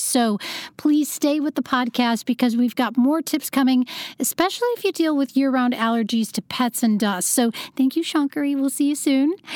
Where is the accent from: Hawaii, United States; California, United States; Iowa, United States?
Iowa, United States; also born or lived in Los Angeles; now in New York City, United States; I'm in New York City right now, and I used to live in L A, but I grew up in Iowa